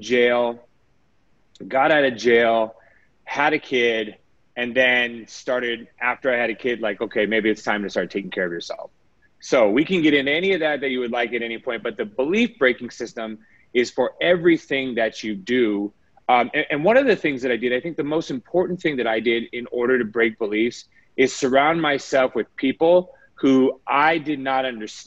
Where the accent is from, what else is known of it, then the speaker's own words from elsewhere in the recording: Las Vegas, Nevada, United States; I was born and raised in Vegas